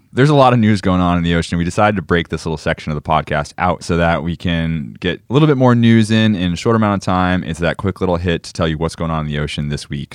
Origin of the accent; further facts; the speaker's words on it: Falmouth, Massachusetts, United States; moved away; my hometown of Falmouth, Massachusetts, in the northeast of the United States